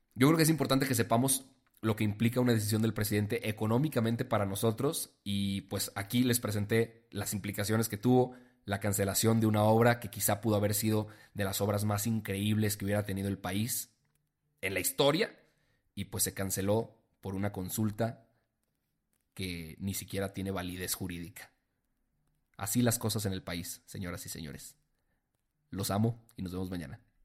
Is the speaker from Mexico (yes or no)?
yes; Mexico; nosotros como mexicanos